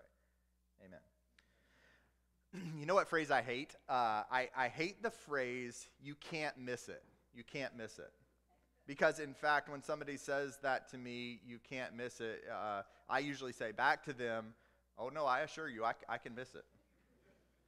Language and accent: English; the South, United States; I grew up in the South